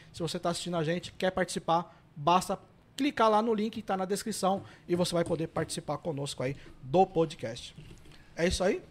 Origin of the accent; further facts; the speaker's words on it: São Paulo, Brazil; eu sou da ZL